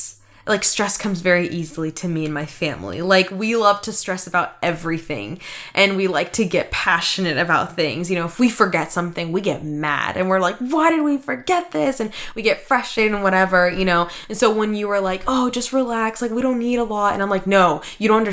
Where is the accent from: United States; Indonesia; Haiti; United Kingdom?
United States; Washington; first language Russian; I was born and raised in Washington